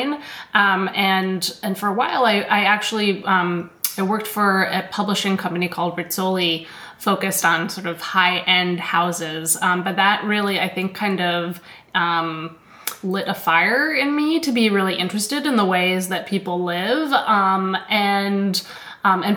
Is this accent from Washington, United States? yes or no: no; New York City, New York, United States; also born or lived in Philadelphia; I grew up in Manhattan, and so I lived in, a 43-story apartment building